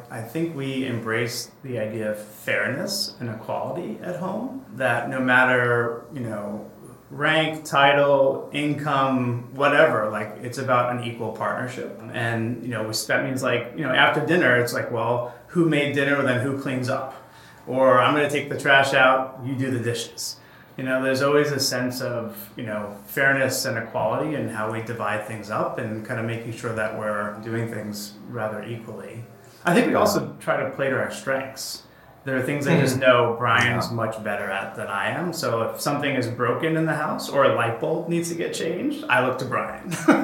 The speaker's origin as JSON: {"language": "English", "region": "New York", "country": "United States", "said": "I'm from New York."}